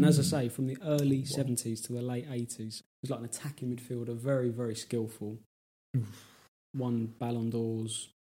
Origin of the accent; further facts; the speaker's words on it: England, United Kingdom; as an Englishman.